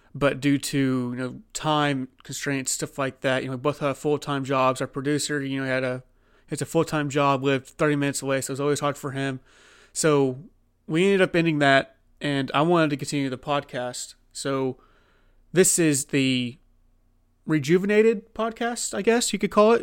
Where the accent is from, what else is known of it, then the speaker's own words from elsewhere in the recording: Oklahoma, United States; I'm from Oklahoma